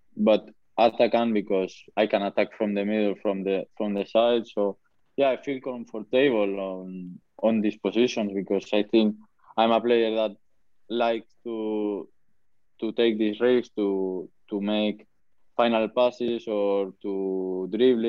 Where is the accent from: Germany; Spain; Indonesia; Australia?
Spain; English is a second language; moved away as an adult; now in Huddersfield, United Kingdom; I'm from Spain